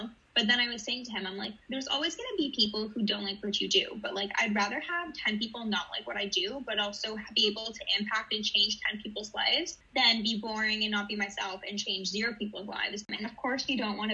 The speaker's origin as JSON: {"language": "English", "town": "Toronto", "region": "Ontario", "country": "Canada", "also_born_or_lived": "Israel", "said": "I am from Toronto, originally from Israel, though. I moved when I was a kid"}